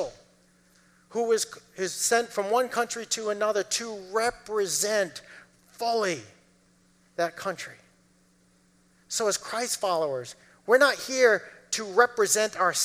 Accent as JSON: {"language": "English", "region": "Massachusetts", "country": "United States", "tie": "born or raised there", "said": "lived in Massachusetts, grew up in Massachusetts"}